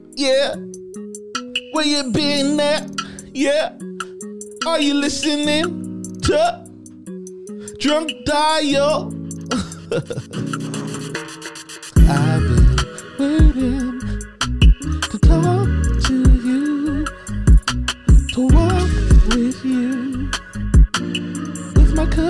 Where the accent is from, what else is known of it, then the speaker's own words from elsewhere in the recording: Haiti; I am from Haiti.